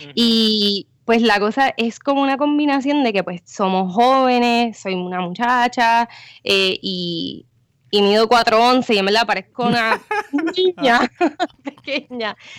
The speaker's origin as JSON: {"language": "Spanish", "region": "San Juan metropolitan area", "country": "Puerto Rico", "also_born_or_lived": "Guaynabo / Cataño / Bayamón", "moved": "yes", "said": "yo soy del área metro"}